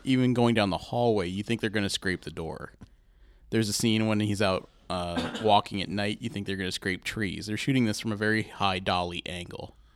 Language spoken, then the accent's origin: English; Columbus, Ohio, United States; We're from Columbus